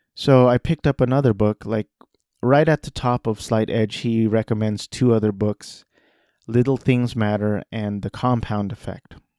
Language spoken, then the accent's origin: English; Orange County, California, United States; I grew up in Orange County, five minutes from Disneyland